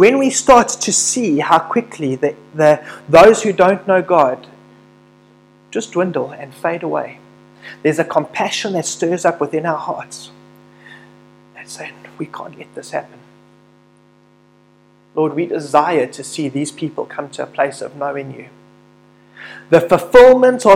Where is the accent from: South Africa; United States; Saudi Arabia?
South Africa; through being a South African